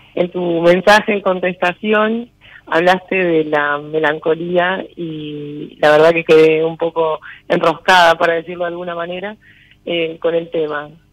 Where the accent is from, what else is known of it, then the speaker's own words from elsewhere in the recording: Corral de Bustos, Córdoba, Argentina; De Corral de Bustos, provincia de Córdoba.